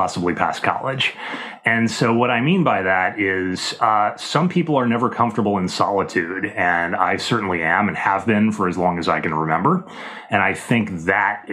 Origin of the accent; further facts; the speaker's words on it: Midwest, United States; moved away as an adult; also born or lived in Washington, D.C.; I grew up in the Midwest, and, you know, that's a fairly modern area by historical standards, and then later moved to the East Coast as a young adult living in Washington, D.C.